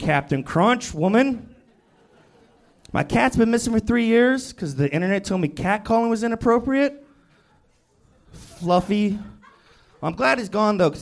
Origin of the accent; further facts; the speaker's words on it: Poughkeepsie, New York, United States; also born or lived in San Jose; I live in Poughkeepsie. I was born in San Jose, but grew up here